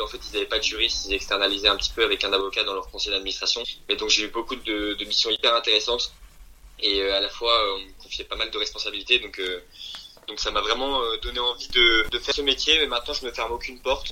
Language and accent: French; France; also born or lived in Belgium / Japan / Versailles; je suis d'origine belge, Et en fait, j'ai quitté la Belgique il y a de ça au moins 15 euh, ans. En fait, je suis, je en France depuis, l'âge de 5 ans.